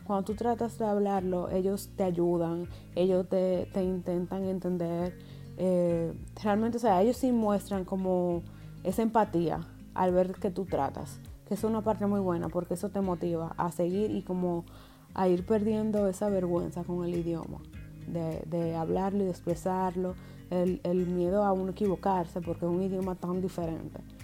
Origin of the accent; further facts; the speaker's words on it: Dominican Republic; moved away as an adult; now in Germany; He vivido la mayor parte de mi vida hasta ahora allá, o sea, estuve hasta mis 25 años allá